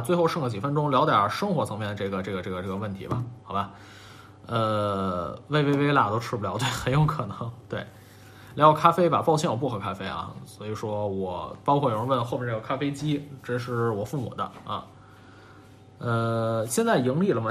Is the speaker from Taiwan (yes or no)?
no; Beijing, China; 我是北京人，小时候更爱吃涮肉